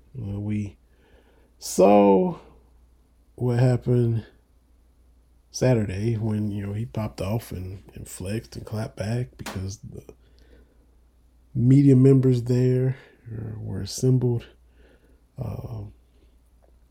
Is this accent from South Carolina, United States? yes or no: no; Harlan County, Kentucky, United States; I'm from Harlan County, Kentucky